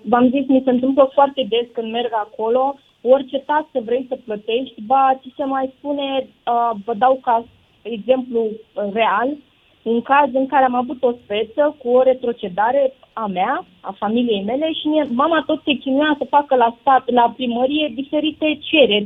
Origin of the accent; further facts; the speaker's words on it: Iași, Iași County, Romania; now in Bucharest, Romania; sunt din Iași, uh, am plecat de foarte mulți ani de acolo